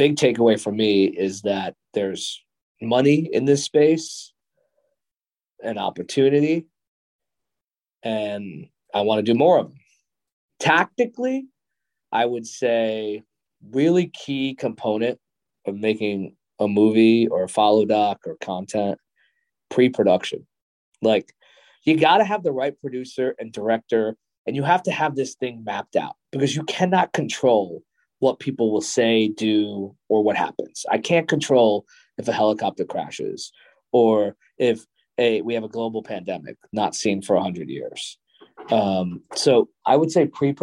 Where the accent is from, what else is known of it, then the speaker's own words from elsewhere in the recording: New York, United States; I grew up in New York